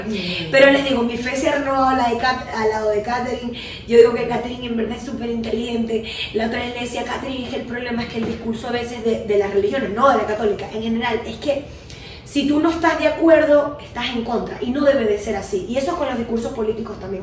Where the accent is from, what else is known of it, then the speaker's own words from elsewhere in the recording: Venezuela; moved away; hay venezolanos de mierda que siempre hemos dicho